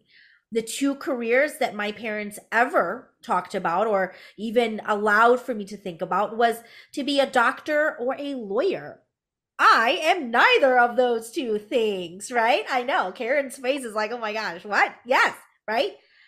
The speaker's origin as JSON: {"language": "English", "country": "United States", "tie": "born there", "said": "you can obviously tell that I am Hmong American. For those of you who are listening, I am a woman of color, and I am first generation born American"}